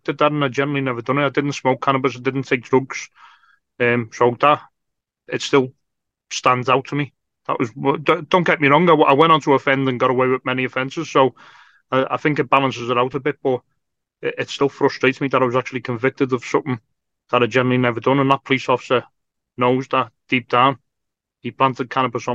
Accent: Liverpool, North West England, United Kingdom; I grew up in North Liverpool.

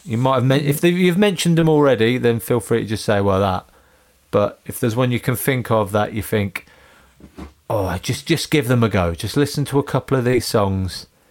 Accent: Northampton, East Midlands, United Kingdom; I grew up in Northampton

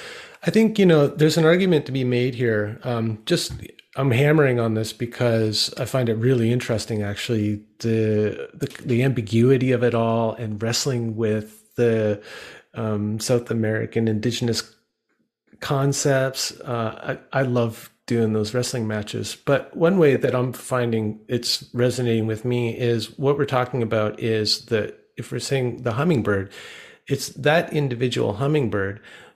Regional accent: Canada; we're both human, you know, we're both Canadian, mm-hmm. we're both Ashaninkan.

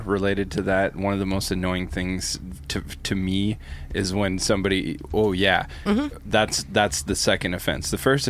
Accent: Canada; I remember growing up in Canada

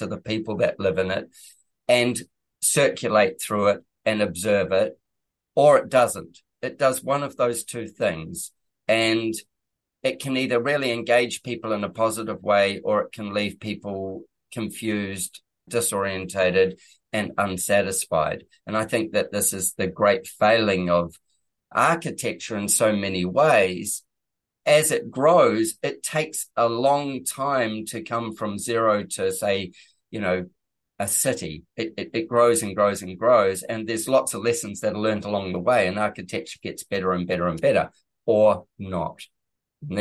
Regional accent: New Zealand; New Zealand, which is my home country

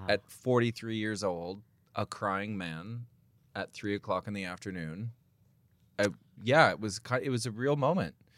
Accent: United States; now in England; I'm an American

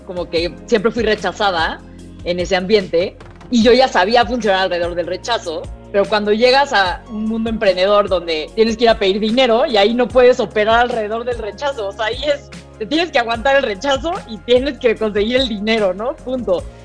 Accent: Mexico City, Mexico; accent: fresa; toda mi vida fui al francés del Pedregal

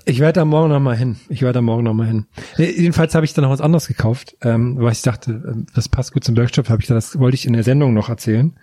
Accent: Thuringia, Germany; im Supermarkt auf dem Dorf bei uns in Thüringen

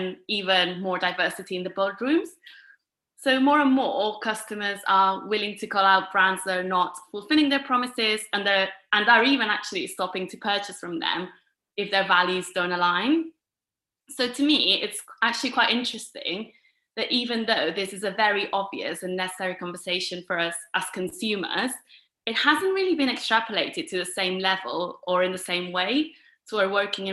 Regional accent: Girona, Catalonia, Spain; moved away as an adult; now in London, United Kingdom; I'm originally from Girona, which is a city about an hour north from Barcelona

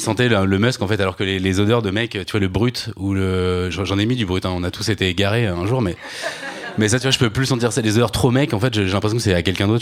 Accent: Normandy, France; moi j'ai grandi donc en Normandie dans les années 80

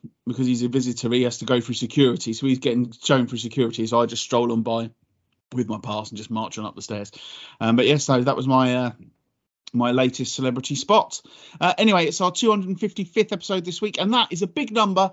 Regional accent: Whitstable, South East England, United Kingdom; moved away; I grew up in Whitstable

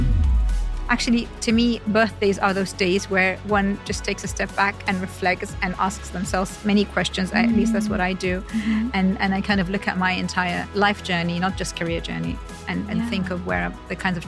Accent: London, United Kingdom; moved away as an adult; also born or lived in Jeddah, Saudi Arabia; now in Saudi Arabia; we went to London when I was around 9 years old. And I was basically raised in central London, so between Kensington, Chelsea area. And then I lived there for just over 10 years

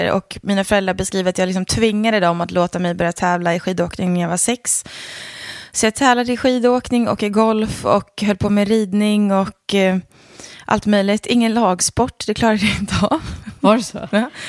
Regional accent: Leksand, Dalarna County, Sweden; Ja, precis. Jag är från Leksand. Men man hör inte det.

